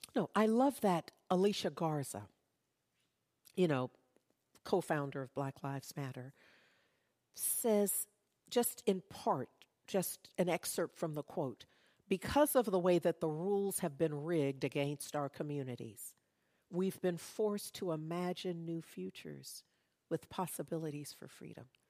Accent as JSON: {"language": "English", "town": "Berkeley", "region": "California", "country": "United States", "tie": "born or raised there", "said": "In the neighborhood, growing up in Berkeley"}